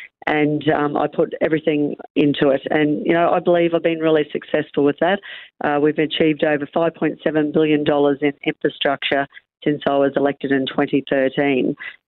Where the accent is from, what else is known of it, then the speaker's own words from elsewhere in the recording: Rockhampton, Queensland, Australia; also born or lived in Capricorn Coast; But I am a local. I was born in Rockhampton, born up at the base hospital in Rocky, actually. And I've lived in Rocky for a number of years and now I live down at the beautiful Capricorn Coast.